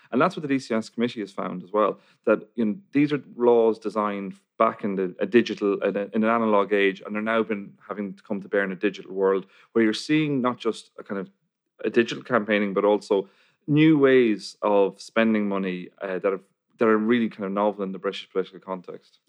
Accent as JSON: {"language": "English", "country": "Ireland", "said": "I'm from Ireland"}